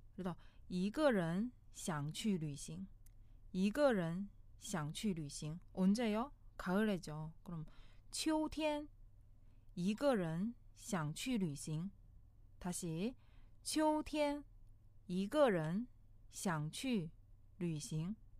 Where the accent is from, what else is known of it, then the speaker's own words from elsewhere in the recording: China; now in South Korea; 중국에서 온 저